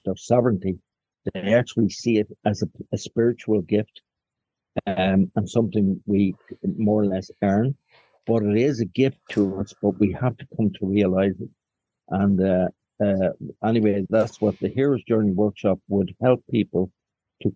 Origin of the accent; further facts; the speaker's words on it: Dublin, Leinster, Ireland; also born or lived in Falls Road, Belfast, Northern Ireland; I was born on the Falls Road into a family where my father was very Republican and an activist, I was reared in Dublin by my mother when they split